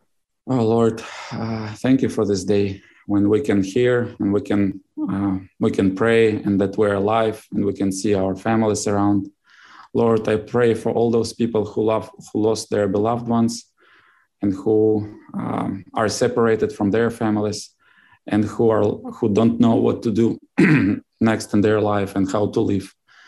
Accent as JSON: {"language": "English", "country": "Uzbekistan", "tie": "born there", "said": "No, I was born in Uzbekistan."}